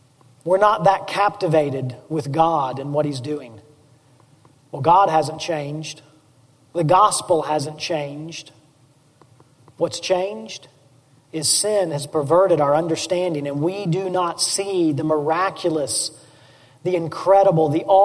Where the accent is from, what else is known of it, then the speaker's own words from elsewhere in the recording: Memphis, Tennessee, United States; I grew up in East Memphis